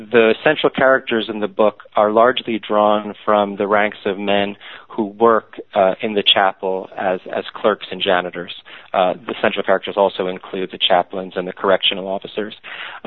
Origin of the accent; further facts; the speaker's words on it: New York City, New York, United States; I grew up in New York City, raised by essentially agnostic Orthodox Jews